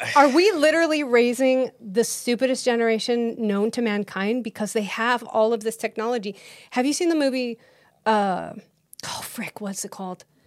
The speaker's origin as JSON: {"language": "English", "region": "Idaho", "country": "United States", "tie": "born or raised there", "also_born_or_lived": "Utah / Los Angeles, California", "moved": "as an adult", "lives_now": "Texas, United States", "said": "I grew up in Idaho"}